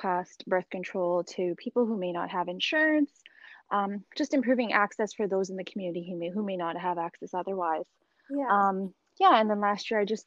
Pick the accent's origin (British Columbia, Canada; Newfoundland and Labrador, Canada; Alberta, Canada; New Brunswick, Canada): Alberta, Canada; Edmonton; moved away as an adult; now in Mississauga, Canada; I'm originally from Edmonton, Alberta, Canada, and I did all my training over in Alberta